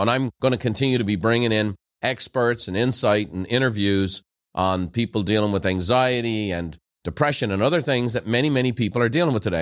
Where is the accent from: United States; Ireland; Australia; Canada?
Ireland; Dublin; moved away; growing up in Ireland